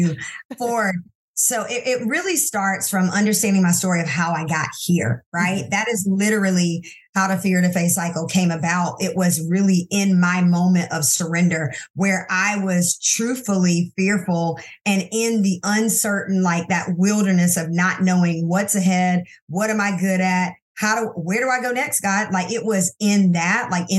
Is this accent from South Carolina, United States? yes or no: yes; Anderson, South Carolina, United States; also born or lived in Silver Spring, Maryland; we moved to South Carolina so that I could be raised around